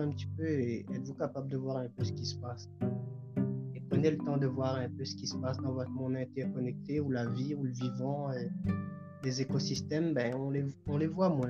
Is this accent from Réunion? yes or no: yes; Réunion; also born or lived in Quebec, Canada; now in Trois-Rivières, Canada; je suis créole, donc je viens de l'île de la Réunion et je vis euh, au Canada.